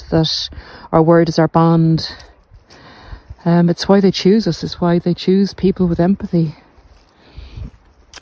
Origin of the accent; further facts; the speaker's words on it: Ireland; you can see my hometown's coming into view.